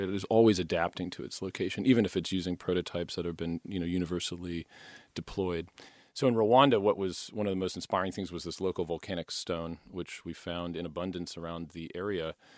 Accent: Poughkeepsie, New York, United States; moved away as an adult; I moved back to my hometown of, uh, Poughkeepsie, New York

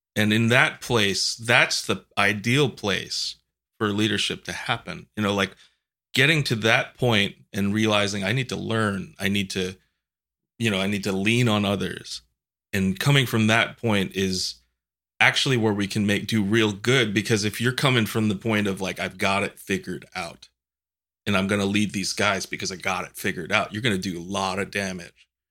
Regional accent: New York, United States; moved away

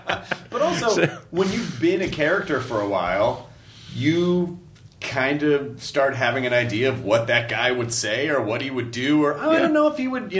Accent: the South, United States; he was that guy you know, especially growing up in the South, like, oh, that's your uncle.

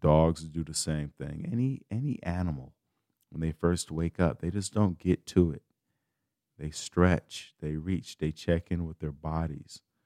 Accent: Chicago, Illinois, United States; I'm from Chicago

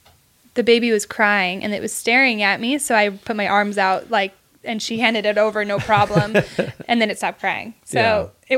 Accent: California, United States; where are you from? And anytime I say California

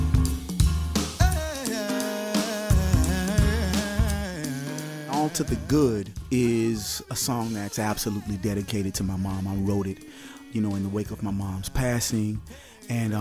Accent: Atlanta, Georgia, United States; I'm born and raised in Southwest Atlanta

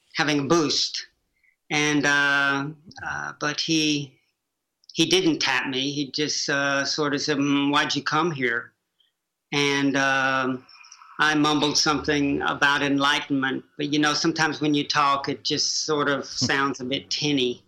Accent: Chattanooga, Tennessee, United States; Growing up in Prairie Peninsula, Chattanooga, Tennessee

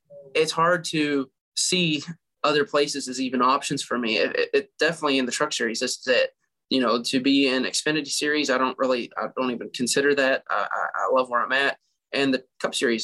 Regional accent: Kentucky, United States; I'm from Kentucky. I live right down the road from majority of all the distilleries.

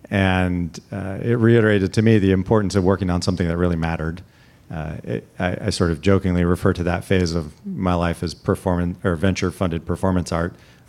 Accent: Salinas, California, United States; Even growing up in Salinas, we spent a lot of time going to, you know, the Stanford-Berkeley football game every year.

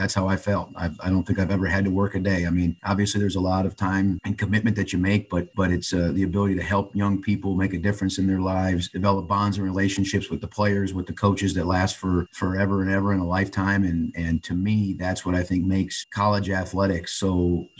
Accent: just outside of Chicago, Illinois, United States; I grew up just outside of Chicago

